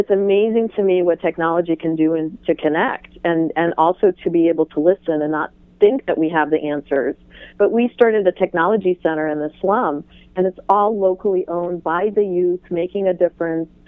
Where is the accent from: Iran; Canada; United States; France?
Iran; born there; I was born in Iran